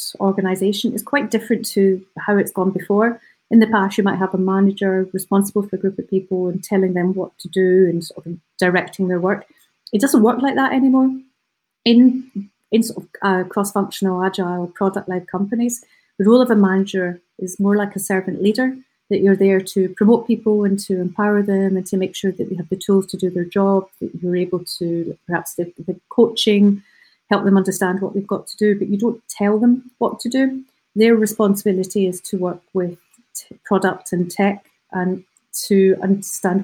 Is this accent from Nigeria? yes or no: no; United Kingdom; as British people